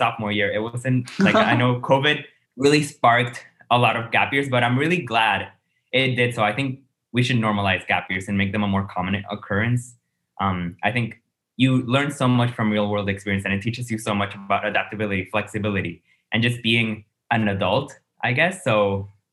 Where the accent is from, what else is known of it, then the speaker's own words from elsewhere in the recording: San Juan, Puerto Rico; I'm from San Juan, Puerto Rico, the island's capital